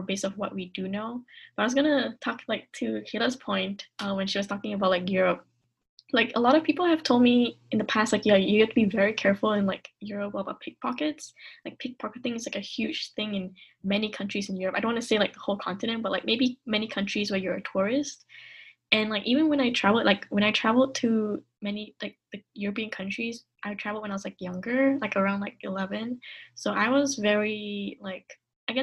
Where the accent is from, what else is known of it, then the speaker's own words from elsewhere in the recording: Kuala Lumpur, Malaysia; moved away as an adult; now in United States; I grew up in Kuala Lumpur